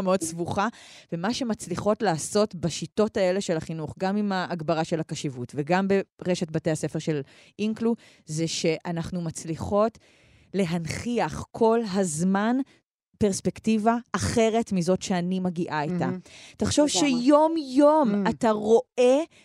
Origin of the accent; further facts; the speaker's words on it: Karmiel, Northern District, Israel; גדלתי בכרמיאל